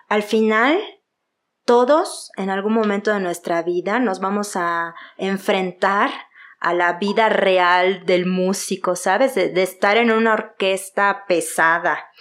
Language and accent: Spanish; Yucatán, Mexico; accent: Yucatecan; now in Mexico City, Mexico; Soy de Yucatán, orgullosamente yucateca, se nota mi acento